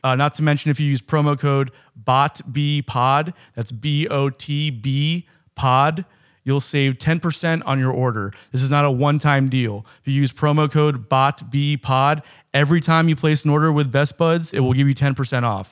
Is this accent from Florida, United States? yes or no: yes; Pembroke Pines, Florida, United States; grew up in Pembroke Pines